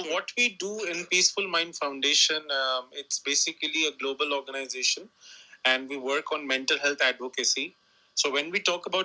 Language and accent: English; New Delhi, Delhi, India; I am from India, New Delhi, and I work on mental health.